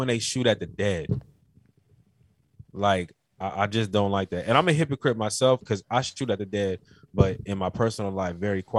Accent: Carolina, United States; I told you in the last podcast I was from Carolina. Do you know about the Geechee niggas?

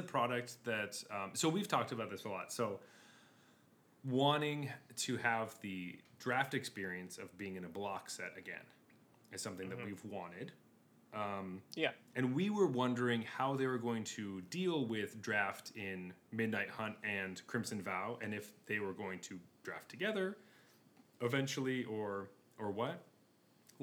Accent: foothills of the Rocky Mountains, Colorado, United States; I'm from the Rocky Mountains, so, or at least the foothills in the Rocky Mountains

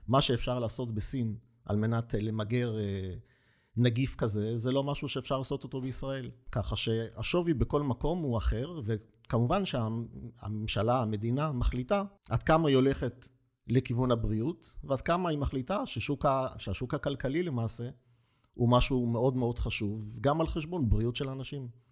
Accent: Petah Tikva, Central District, Israel; אני מגיע מפתח תקווה

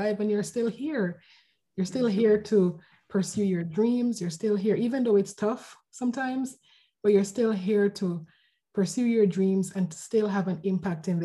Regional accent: Jamaica; moved away as an adult; also born or lived in Vancouver, Canada; now in Canada; I'm from Jamaica, and I moved to Canada a few years ago to pursue my MBA at UBC

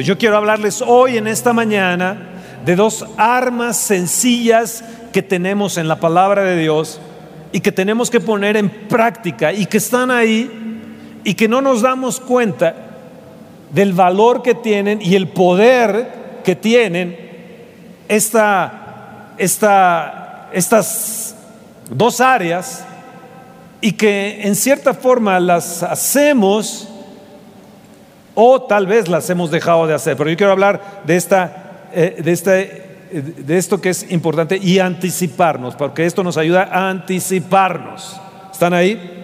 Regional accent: Mexico; soy de México, soy de México

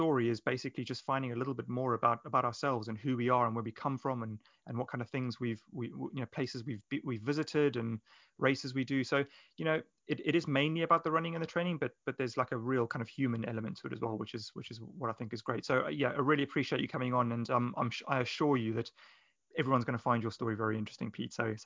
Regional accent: Johannesburg, Gauteng, South Africa; moved away; as a child growing up in Johannesburg in South Africa

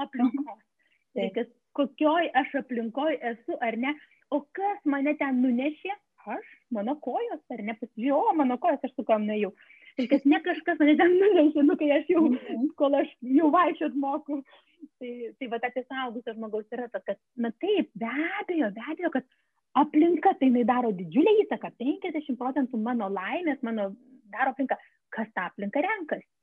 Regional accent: Lithuania; mes lietuviai

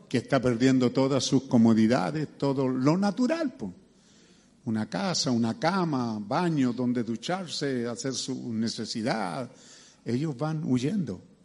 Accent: Chile; somos chilenos

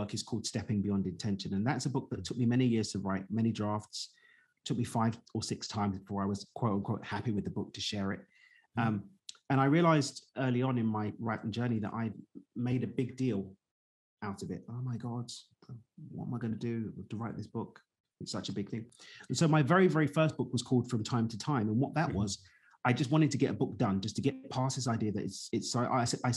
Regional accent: London, United Kingdom; moved away as an adult; now in Mexico; I was the first of my siblings to be born and raised in East London in the UK

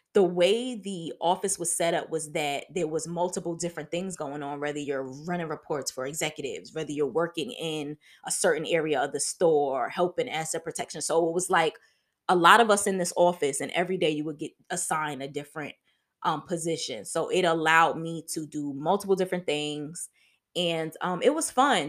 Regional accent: New York City, New York, United States; moved away as an adult; also born or lived in Atlanta, Georgia; I'm originally from Harlem, New York

